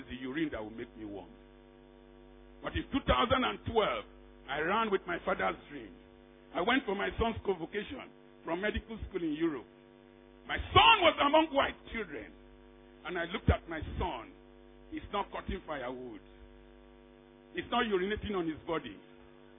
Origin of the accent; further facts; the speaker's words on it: Niger Delta, Nigeria; We from the Niger Delta, we are too proud.